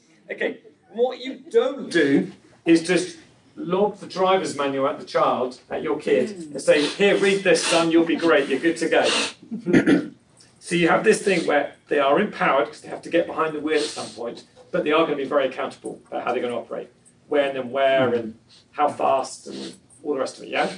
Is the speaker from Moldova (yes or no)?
no; England, United Kingdom; moved away as an adult; I'm originally from England.